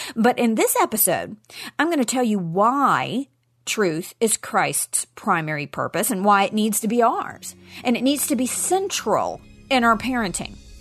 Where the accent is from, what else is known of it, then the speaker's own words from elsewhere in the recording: Nashville, Tennessee, United States; in Nashville, Tennessee, my hometown.